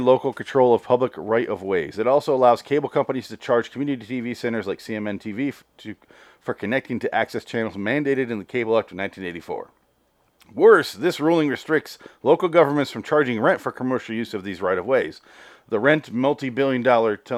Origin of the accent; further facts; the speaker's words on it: Michigan, United States; I am from Michigan